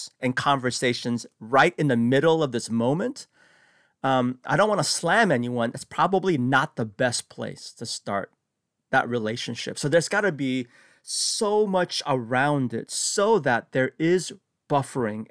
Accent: San Francisco, California, United States; I grew up in San Francisco

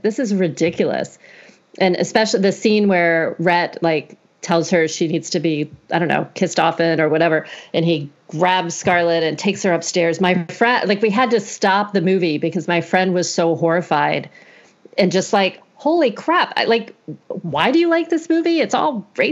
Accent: the South, United States; moved away; also born or lived in Florida / Georgia; I grew up in the South. So Florida and Georgia.

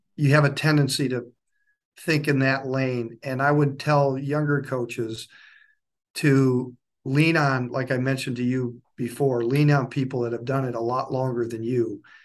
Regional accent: Waupaca, Wisconsin, United States; moved away as an adult; also born or lived in Illinois / Indiana / Minnesota; now in Dayton, Tennessee, United States; I grew up in Wisconsin, close to a town called Wapaka, Wisconsin

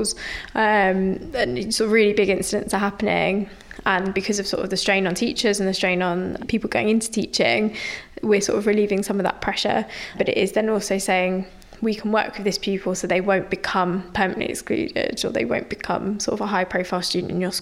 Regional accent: London, United Kingdom; also born or lived in Nottingham; I grew up in South East London in a council estate in Lewisham.

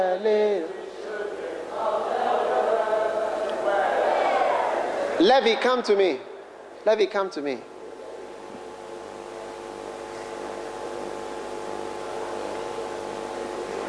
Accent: Ghana; I'm from Ghana

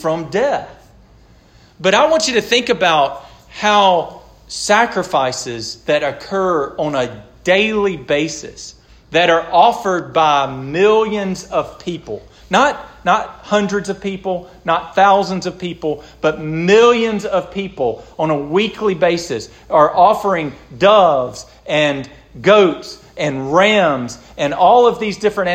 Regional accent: the South, United States; because we're American and because we're born in the South

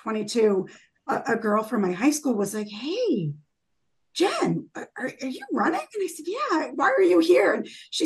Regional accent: Boston, Massachusetts, United States; growing up in Boston

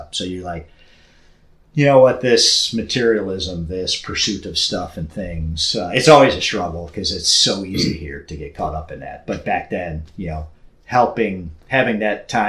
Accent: St. Louis, Missouri, United States; now in Milwaukee, United States; growing up in St. Louis and then living in Milwaukee

